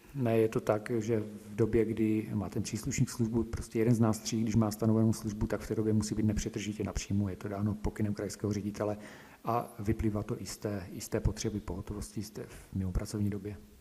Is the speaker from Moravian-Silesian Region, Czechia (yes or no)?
yes; Slatina, Nový Jičín District, Moravian-Silesian Region, Czechia; dobrovolným hasičem jsem od malička, eh, vlastně u nás ve Slatně na Novojčínsku